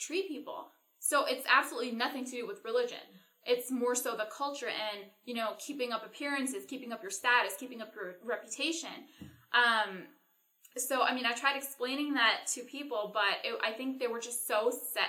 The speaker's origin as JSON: {"language": "English", "country": "Canada", "said": "I'm Canadian"}